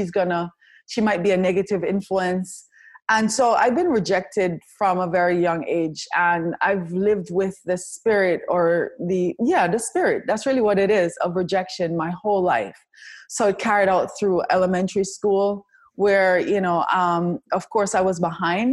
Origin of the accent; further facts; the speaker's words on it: Kingston, Jamaica; moved away; I was born in Kingston, Jamaica